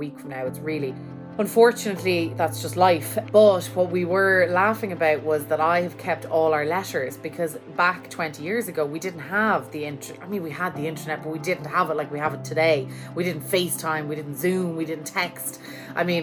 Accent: Ireland; now in New York, United States; I am from Ireland and I'm living here in New York

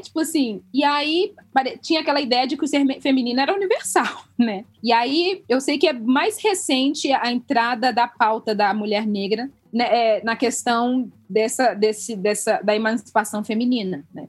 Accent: Angola; now in Brazil; eu sendo angolano

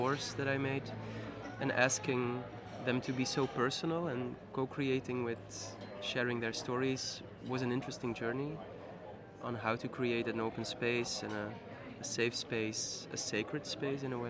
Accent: Ninove, Flanders, Belgium; also born or lived in Ghent; I'm coming from Ninove, it's a little town near Brussels

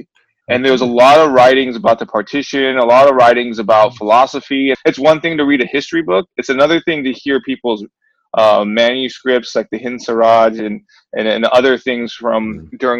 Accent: Los Angeles, California, United States; also born or lived in India; I'm actually first generation in Los Angeles

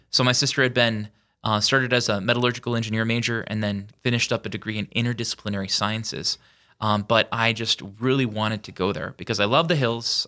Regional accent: Yankton, South Dakota, United States; now in Sioux Falls, United States; born and raised in Yankton, South Dakota

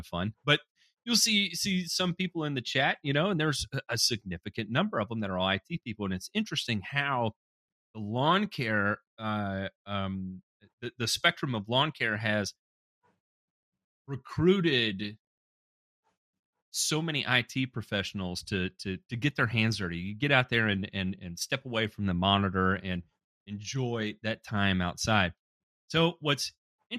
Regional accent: the South, United States; growing up in the South

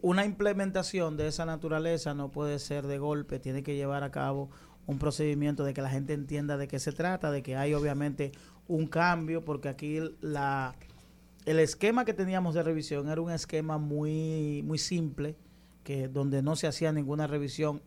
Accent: Dominican Republic; yo como dominicano

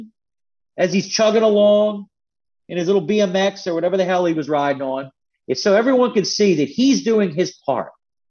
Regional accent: Philadelphia, Pennsylvania, United States; now in Northern Virginia, United States; I'm from Philly originally

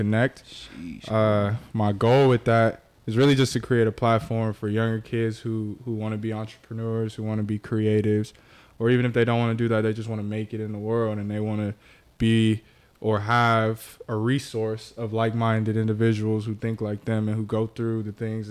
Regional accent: Carson, California, United States; I'm from Carson. Carson, okay. California

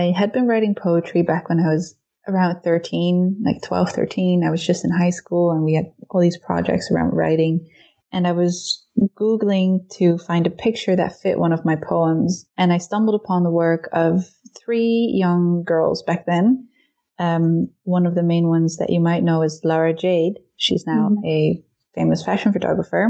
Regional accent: Netherlands; now in Berlin, Germany; I am originally from the Netherlands, but I currently live in Berlin, Germany.

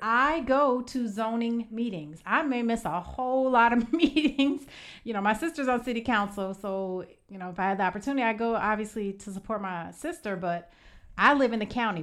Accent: Evanston, Illinois, United States; moved away as an adult; now in Georgia, United States; I am from Evanston, Illinois

